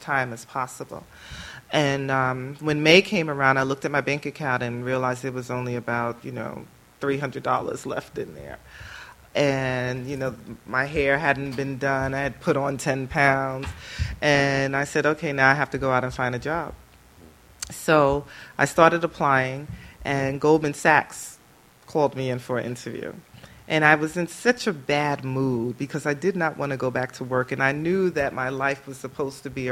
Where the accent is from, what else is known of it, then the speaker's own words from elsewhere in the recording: New York City, New York, United States; Born and raised in Brooklyn, New York, and I still kind of sort of live in Brooklyn